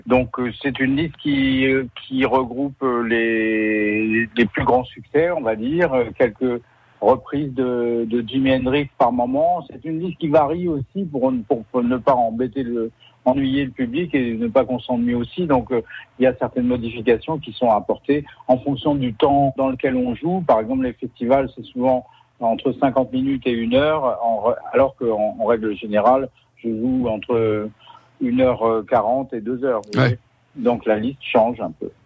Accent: Paris, Île-de-France, France; also born or lived in Troyes; je suis né à Paris

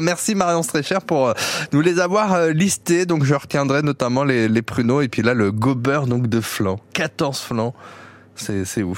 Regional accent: Bourgogne-Franche-Comté, France; chez nous en Franche-Comté

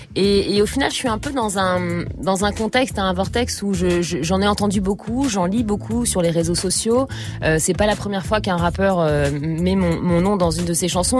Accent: Trappes, Île-de-France, France; now in Paris, France; j'ai, grandi dans les Yvelines à Trappe. Enfin, je suis, née à trappe et j'ai grandi un peu, un peu partout euh, dans les Yvelines. Et je suis parisienne depuis mes 18 ans.

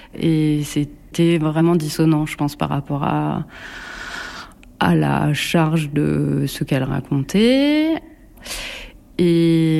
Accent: Bourges, Centre-Val de Loire, France; also born or lived in Paris; now in Nemours, France; j'ai grandi à Bourges et après j'ai vécu euh, à Paris, en région parisienne

